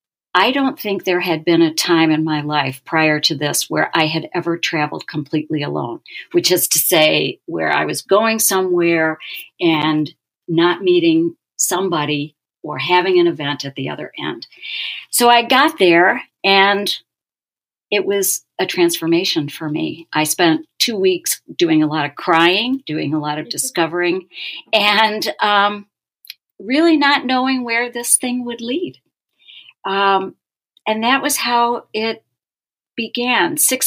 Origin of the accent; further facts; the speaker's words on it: Minneapolis, Minnesota, United States; I had developed a reputation in my hometown where I live, Minneapolis, as something of a local expert.